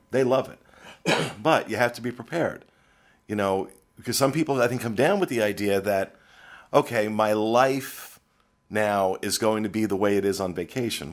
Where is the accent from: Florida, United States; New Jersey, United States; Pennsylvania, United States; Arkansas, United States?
New Jersey, United States; now in Orlando, United States; I come from New Jersey, which at one point was toll booth capital of the world